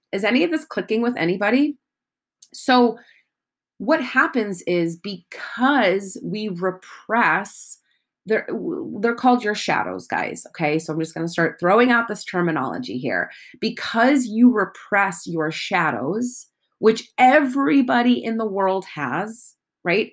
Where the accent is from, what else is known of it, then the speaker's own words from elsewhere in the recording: United States; I am American